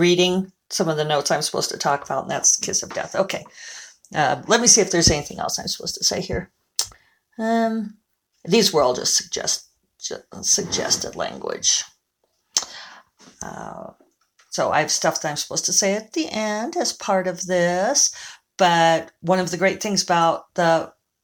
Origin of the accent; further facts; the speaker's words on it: Denver, Colorado, United States; moved away; go up to Denver, which is my hometown.